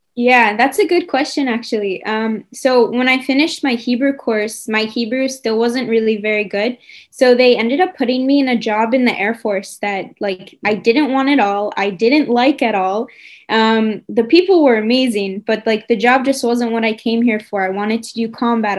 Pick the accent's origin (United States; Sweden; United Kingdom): United States; New York; now in Israel; I'm from New York